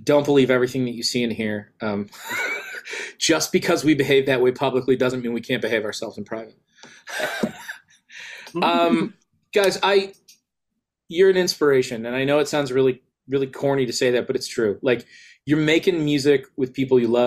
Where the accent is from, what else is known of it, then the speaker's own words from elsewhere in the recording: United States; as an American who has long fell in love with British pop music